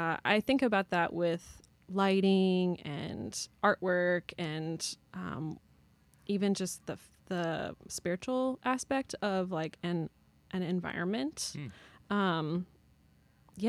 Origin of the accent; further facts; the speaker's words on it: St. Louis, Missouri, United States; moved away as an adult; also born or lived in Chicago; I grew up in St. Louis.